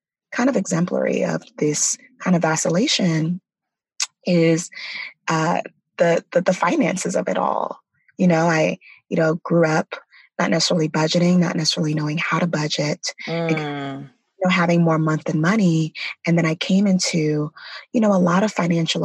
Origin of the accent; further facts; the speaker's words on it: New York City, New York, United States; also born or lived in California; I'm from Brooklyn, New York. Mm-hmm. I grew up in the projects of Brooklyn, New York